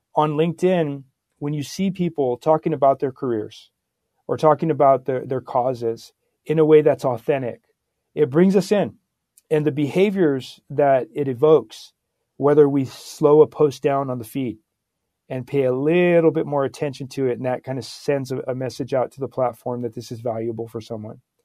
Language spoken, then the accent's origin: English; Santa Barbara, California, United States; born and raised in Santa Barbara, California